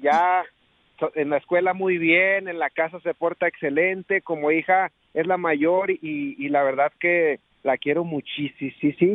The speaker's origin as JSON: {"language": "Spanish", "town": "Fresnillo", "region": "Zacatecas", "country": "Mexico", "tie": "born or raised there", "moved": "yes", "lives_now": "Colorado, United States", "said": "radicamos ahorita acá en Colorado, pero somos originarios de Fresnillo, Zacatecas"}